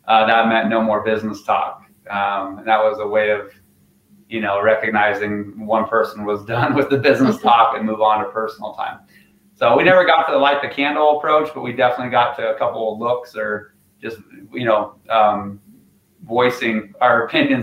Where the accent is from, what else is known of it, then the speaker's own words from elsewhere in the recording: Craig, Colorado, United States; also born or lived in Arizona; we started in Craig, which is where I grew up